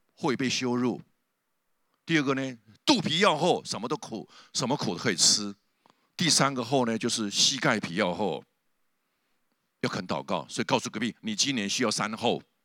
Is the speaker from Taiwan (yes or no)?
yes; southern Taiwan, Taiwan; 我是南部乡下长大的，我家里旁边就有一个很大糖厂的农场的那个烟囱